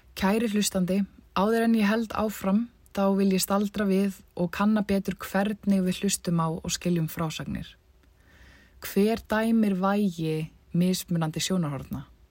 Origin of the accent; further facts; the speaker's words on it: Iceland; moved away as an adult; eftir rúmt ár frá heimahögum mínum, reykar hugum minn tilbaka til Íslands